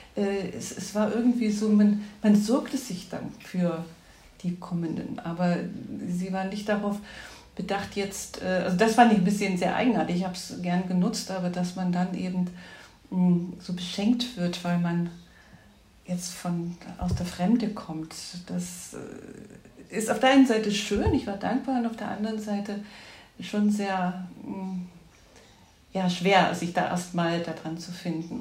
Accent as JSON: {"language": "German", "area": "Ore Mountains", "region": "Saxony", "country": "Germany", "tie": "born or raised there", "also_born_or_lived": "Berlin", "moved": "as an adult", "lives_now": "Düsseldorf, Germany", "said": "ich bin in Ostdeutschland geboren, im Erzgebirge groß geworden und habe meine schulische Ausbildung im Sachsenland gemacht"}